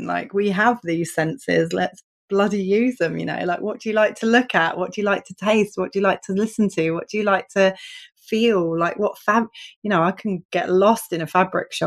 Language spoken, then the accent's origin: English; United Kingdom; I'm so British